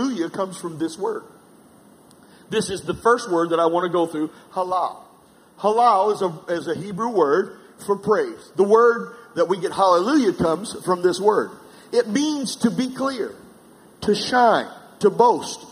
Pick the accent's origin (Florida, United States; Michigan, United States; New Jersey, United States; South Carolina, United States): South Carolina, United States; I'm from South Carolina